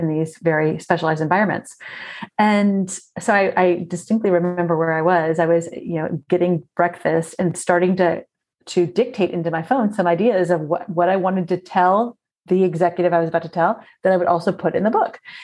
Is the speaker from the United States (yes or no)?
yes; South Florida, United States; I grew up in South Florida and we spent so much time outdoors